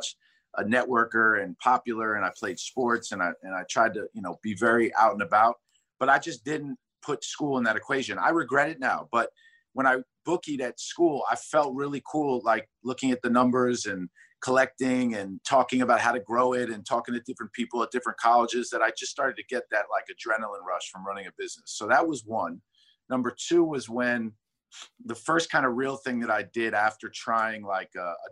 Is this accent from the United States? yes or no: yes; New York City, New York, United States; I'm from Manhattan. I grew up on the Upper West Side.